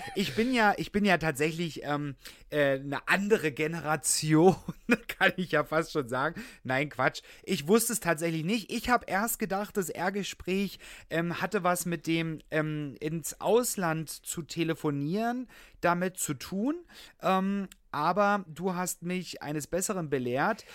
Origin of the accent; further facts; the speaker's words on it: Saxony, Germany; now in Berlin, Germany; ich komme ja gebürtig aus Sachsen, dass wir dort in Sachsen, bei meinen Eltern